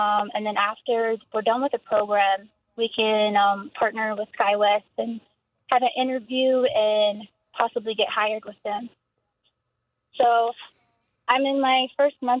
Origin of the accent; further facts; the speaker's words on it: Window Rock, Arizona, United States; moved away as an adult; now in Phoenix, United States; I come from Window Rock, Arizona. So that's on the Navajo Nation. And I'm Navajo